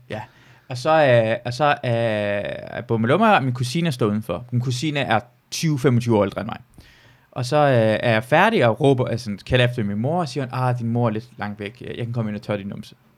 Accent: Iran; now in Denmark; jeg kommer jo fra Iran af

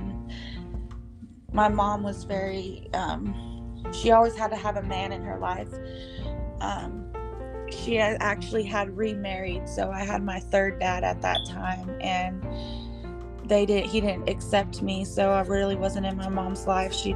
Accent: Paradise, California, United States; I was born in Paradise, California. Born and raised there

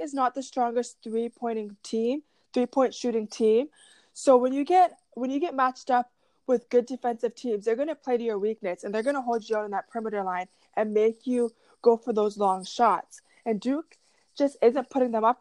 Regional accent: Canada; as a Canadian

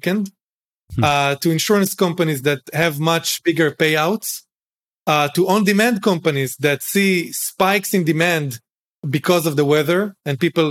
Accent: Galilee, Northern District, Israel; moved away as an adult; I grew up in Israel, in a moshav, in the Galil, family of farmers

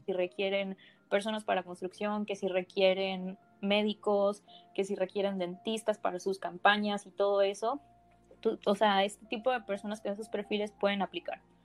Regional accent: Ciudad del Carmen, Campeche, Mexico; Ciudad del Carmen, Campeche

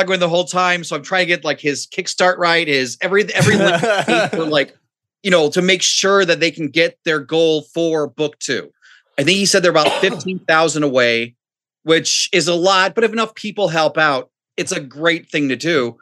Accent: Ireland; I'm Irish

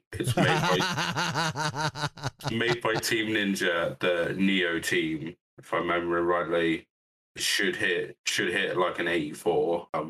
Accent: United Kingdom; I'm from Britain

